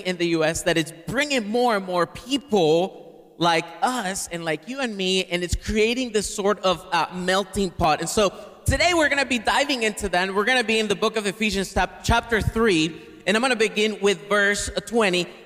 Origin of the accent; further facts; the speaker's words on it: Caracas, Capital District, Venezuela; English is a second language; now in United States; I'm from Caracas, Venezuela, originally, which is in the northern tip of South America. I've been in the U.S. for 23 years.